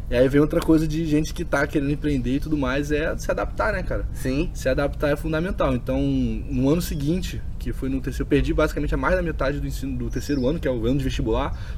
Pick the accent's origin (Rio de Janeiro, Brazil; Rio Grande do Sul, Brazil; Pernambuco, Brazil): Rio de Janeiro, Brazil; Sou do Rio, é.